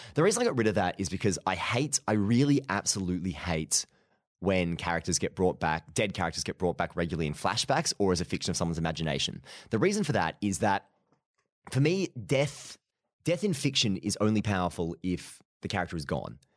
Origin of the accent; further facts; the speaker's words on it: Mansfield, East Midlands, United Kingdom; came up to Mansfield, you know, my hometown